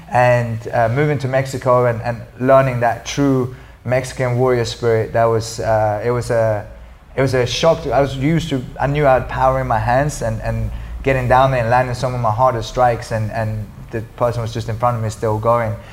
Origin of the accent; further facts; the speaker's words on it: Sweden; moved away; I skied a lot because I'm from Sweden